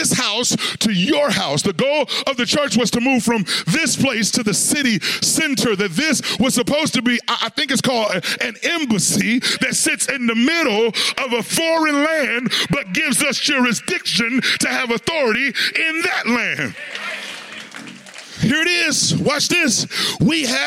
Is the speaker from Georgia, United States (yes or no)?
no; Long Beach, California, United States; I'm from Long Beach, California